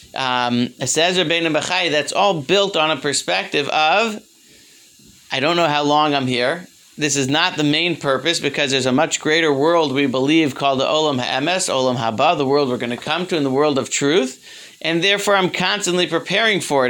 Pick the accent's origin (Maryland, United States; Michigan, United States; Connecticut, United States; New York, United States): Maryland, United States; Baltimore; When I was growing up, I grew up in Baltimore